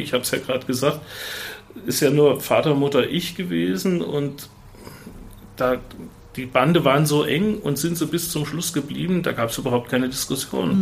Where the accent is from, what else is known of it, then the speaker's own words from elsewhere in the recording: Fulda, Hesse, Germany; Obwohl wir in Engelhelms gewohnt haben, sage ich mal, und ich, ich eigentlich ein Engelhelmser bin